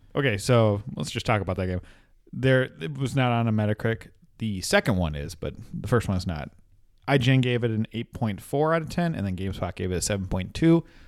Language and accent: English; Minnesota, United States; We're from Minnesota